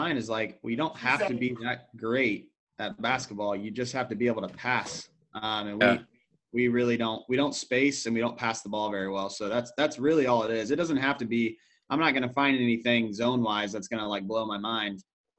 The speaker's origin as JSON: {"language": "English", "town": "Peoria", "region": "Illinois", "country": "United States", "said": "I'm from Peoria."}